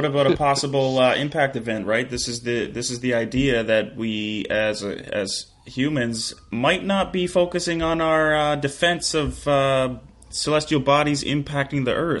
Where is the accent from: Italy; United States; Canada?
Canada; speak as a Canadian